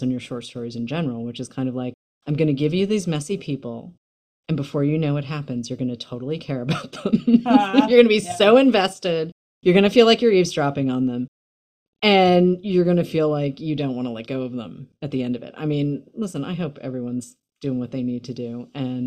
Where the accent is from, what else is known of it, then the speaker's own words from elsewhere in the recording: Boston, Massachusetts, United States; I grew up in Boston